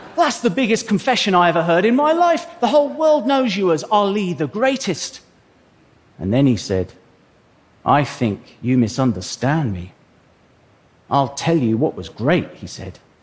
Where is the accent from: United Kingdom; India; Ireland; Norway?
United Kingdom; England; I'm an Englishman